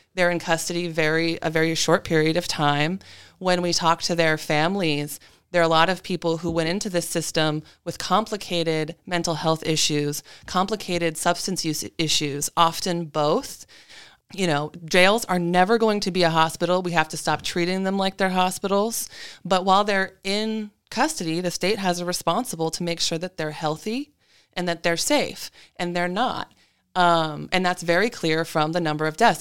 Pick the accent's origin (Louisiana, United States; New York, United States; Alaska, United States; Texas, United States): Alaska, United States; I'm a lifelong Alaskan. I've had the honor of growing up on Danina lands.